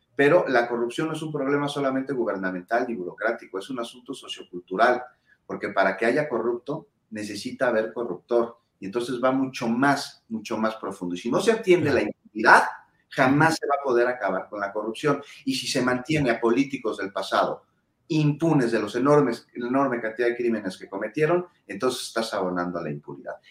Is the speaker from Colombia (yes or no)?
no; Mexico; como ciudadano mexicano